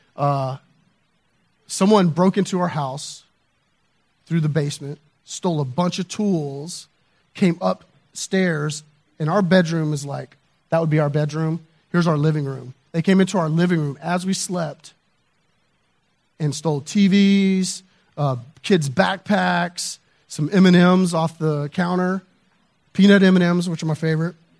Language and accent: English; the South, United States; I grew up in the South